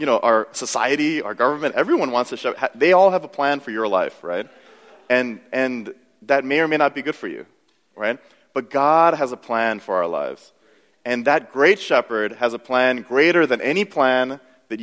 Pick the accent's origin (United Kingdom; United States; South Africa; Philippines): United States; I grew up in America